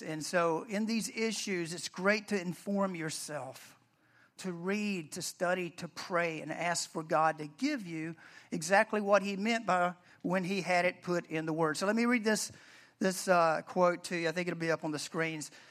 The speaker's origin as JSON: {"language": "English", "region": "the South", "country": "United States", "said": "I'm from the South, I say Deborah, Deborah"}